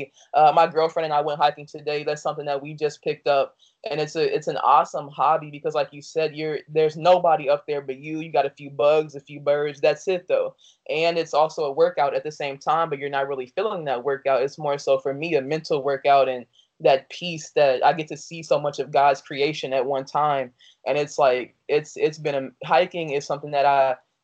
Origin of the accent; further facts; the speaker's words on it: Dayton, Ohio, United States; also born or lived in Danville, Illinois / Chicago, Illinois; I was born in Danville, Illinois, and raised in Dayton, Ohio.